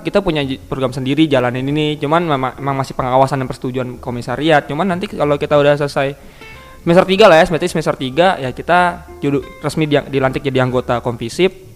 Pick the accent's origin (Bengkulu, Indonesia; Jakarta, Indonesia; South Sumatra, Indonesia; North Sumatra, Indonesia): Jakarta, Indonesia; also born or lived in Jambi; Gua tinggal di Jaktim ya dari SD lah, gua pindahan. Gua, gua, gua tapi gua kagak asli Jakarta Timur banget. Gua lahir di Jambi gua.